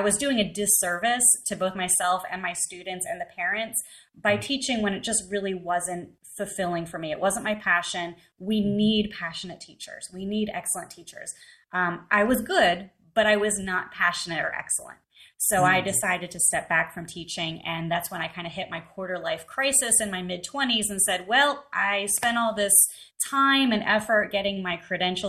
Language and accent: English; right outside Philadelphia, Pennsylvania, United States; I grew up right outside Philadelphia in Pennsylvania